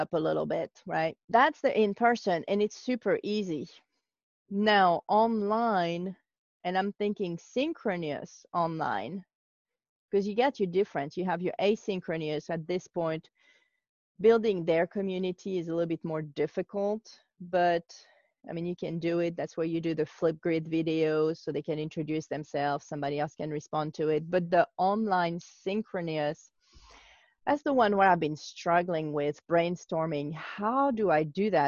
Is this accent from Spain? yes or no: no; France; now in United States; I'm from France, I live in the US